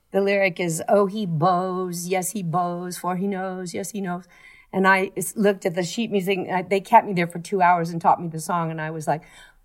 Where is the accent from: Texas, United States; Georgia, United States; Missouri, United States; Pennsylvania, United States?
Texas, United States; Fort Worth; moved away; also born or lived in New York; where I grew up in Fort Worth.